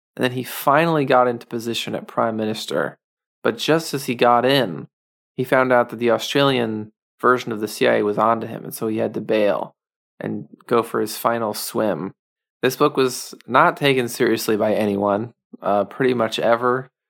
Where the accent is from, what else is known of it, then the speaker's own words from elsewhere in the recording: United States; just as a American man